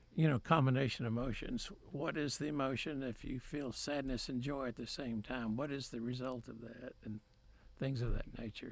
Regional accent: Waco, Texas, United States; also born or lived in Grand Prairie, Texas; I was born in Grand Prairie, but moved to Waco when I was, like, five or six with my parents

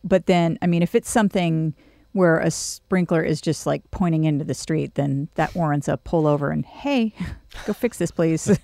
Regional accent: California, United States; moved away as an adult; now in College Station, United States; I grew up doing in California

